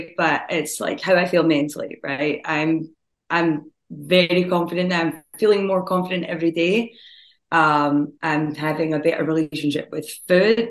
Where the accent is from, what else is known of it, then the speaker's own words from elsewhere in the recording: Scotland, United Kingdom; moved away as an adult; now in Algonquin, United States; I am originally from Scotland